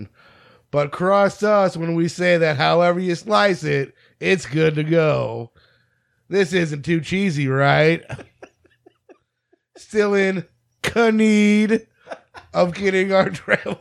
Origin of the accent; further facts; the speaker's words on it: St. Louis, Missouri, United States; I think we're from St. Louis